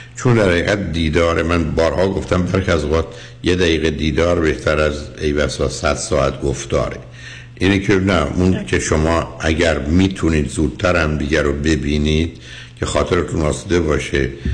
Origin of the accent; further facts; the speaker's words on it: Shiraz, Fars, Iran; ما شیرازی ها میزنیم